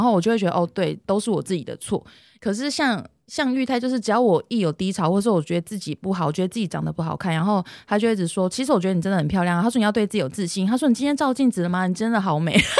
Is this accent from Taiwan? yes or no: yes; Hsinchu, Taiwan; also born or lived in Tainan; 那时候我从台南转回来的时候